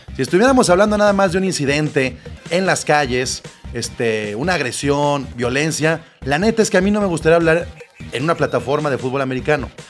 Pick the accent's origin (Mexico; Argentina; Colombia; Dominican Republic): Mexico; como mexicanos, latinoamericanos